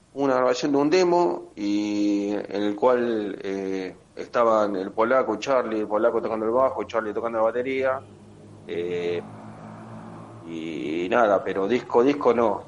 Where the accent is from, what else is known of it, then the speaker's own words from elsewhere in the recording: Avellaneda, Buenos Aires Province, Argentina; somos todos de Villa Domínico, partido de Avellaneda.